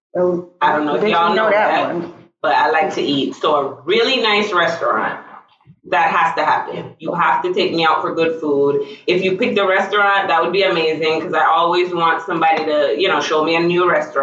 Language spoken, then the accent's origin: English; Fort Lauderdale, Florida, United States; I'm from Fort Lauderdale